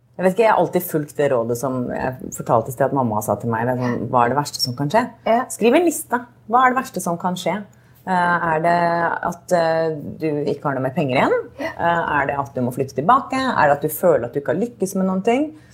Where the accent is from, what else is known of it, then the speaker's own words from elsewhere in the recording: Norway; moved away; hjemme i Norge